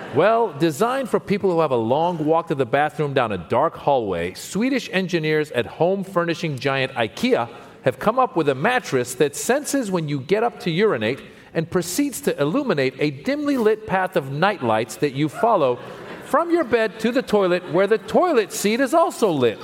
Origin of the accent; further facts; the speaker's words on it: New York City, New York, United States; as a New Yorker